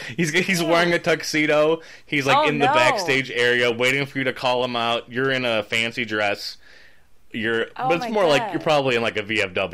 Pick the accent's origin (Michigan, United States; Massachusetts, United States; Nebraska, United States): Michigan, United States; Well, I don't know why I'm doing a southern accent, because I'm from Michigan